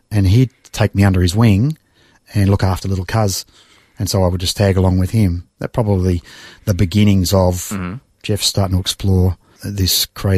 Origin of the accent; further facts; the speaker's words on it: Mulgrave, Victoria, Australia; Spent the first 15 years in Mulgrave.